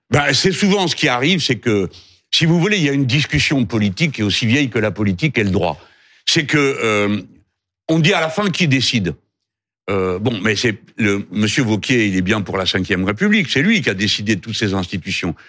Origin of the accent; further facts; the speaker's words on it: France; nous sommes français